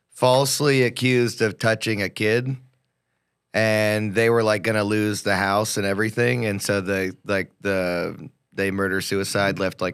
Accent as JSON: {"language": "English", "town": "Schertz", "region": "Texas", "country": "United States", "tie": "born or raised there", "said": "I grew up in Shirts, Texas."}